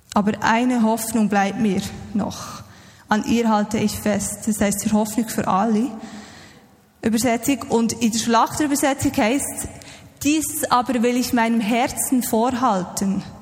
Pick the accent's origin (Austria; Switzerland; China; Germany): Switzerland; uns als Schweizer